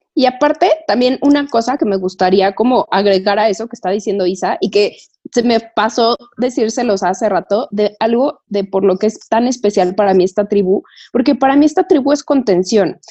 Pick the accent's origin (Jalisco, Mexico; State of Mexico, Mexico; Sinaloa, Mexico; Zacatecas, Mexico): State of Mexico, Mexico; Toluca; moved away as an adult; now in Mexico City, Mexico; yo vivo en, mis papás viven en Toluca, yo vivo en México, pero yo soy de Toluca